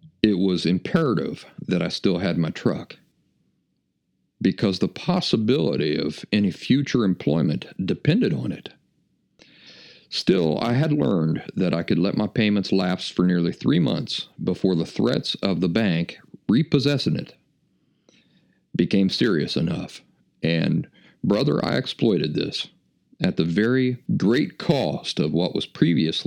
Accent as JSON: {"language": "English", "region": "Appalachia", "country": "United States", "tie": "born or raised there", "also_born_or_lived": "Philadelphia", "moved": "yes", "said": "my style of life of growing up in the Appalachian woods"}